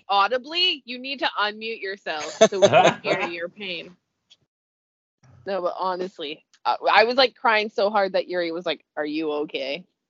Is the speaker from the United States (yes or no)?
no; Canada; I'm Canadian